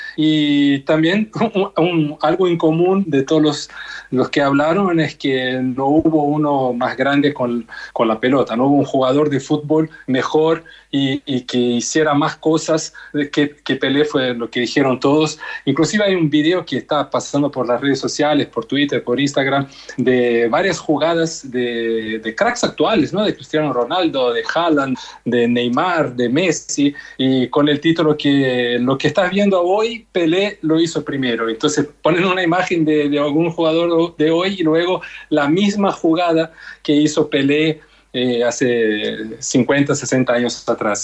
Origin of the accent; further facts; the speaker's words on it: Brazil; a mí como brasileño